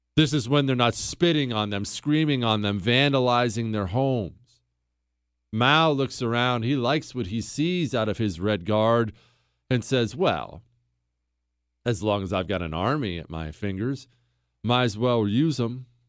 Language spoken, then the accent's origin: English; United States; I'm an American